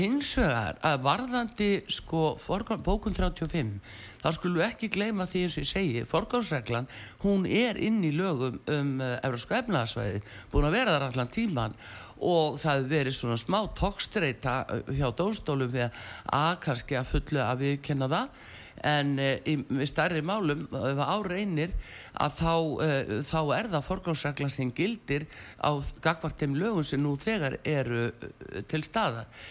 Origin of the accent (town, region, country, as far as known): Iceland